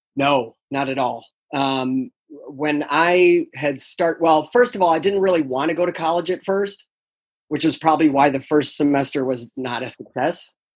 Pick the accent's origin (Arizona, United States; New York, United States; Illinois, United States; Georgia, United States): New York, United States; upstate; moved away as an adult; also born or lived in Delaware; I'm actually originally from New York, upstate New York